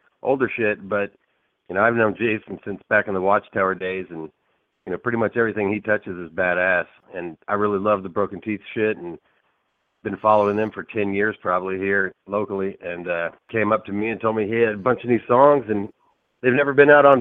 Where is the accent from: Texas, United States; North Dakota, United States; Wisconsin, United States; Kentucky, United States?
Texas, United States; Austin; I grew up listening to this shit here in Texas. I grew up in Austin